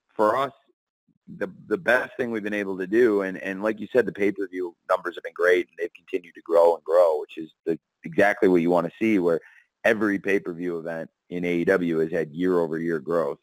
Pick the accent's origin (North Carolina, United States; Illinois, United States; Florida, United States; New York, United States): Illinois, United States; I was born in Illinois, and it's a home to me